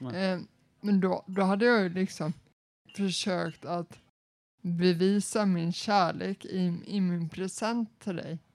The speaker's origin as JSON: {"language": "Swedish", "region": "Småland", "country": "Sweden", "said": "jag är ju smålänning"}